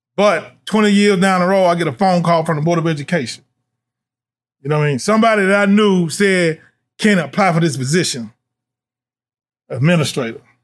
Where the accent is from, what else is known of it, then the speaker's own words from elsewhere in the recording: Nashville, Tennessee, United States; now in Louisville, United States; I'm from Nashville, Tennessee